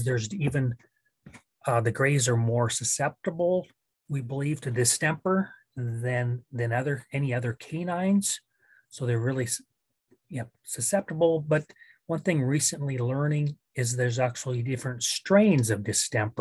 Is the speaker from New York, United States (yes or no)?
no; Northwest Iowa, United States; growing up in Northwest Iowa